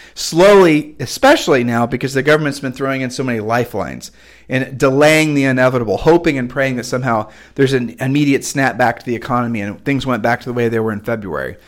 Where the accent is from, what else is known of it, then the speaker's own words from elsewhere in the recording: United States; It's part of the way I was raised when I was raised in America